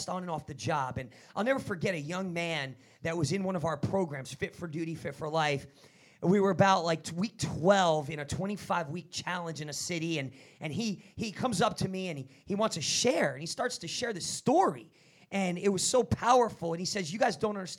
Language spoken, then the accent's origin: English; New Jersey, United States; I'm from Jersey.